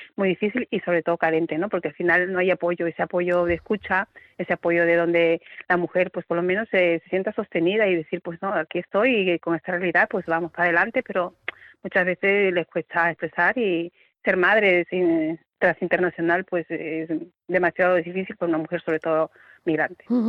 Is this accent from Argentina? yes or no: no; Peru; now in Seville, Spain; yo soy, por ejemplo, soy peruana